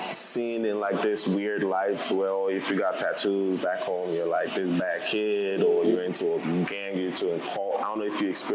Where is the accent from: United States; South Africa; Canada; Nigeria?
Nigeria; moved away; I'm back from Nigeria.